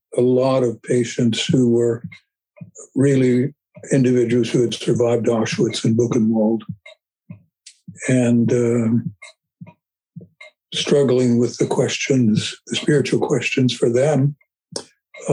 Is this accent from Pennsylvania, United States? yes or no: yes; Western Pennsylvania, United States; moved away as an adult; also born or lived in Cincinnati, Ohio; I'm from Western Pennsylvania. I came into this world in 1944 and grew up in a family